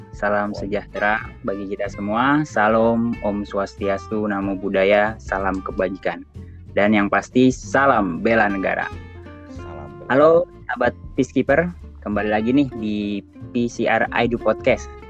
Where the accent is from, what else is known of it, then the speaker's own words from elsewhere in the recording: Jakarta, Indonesia; saya asal dari Jakarta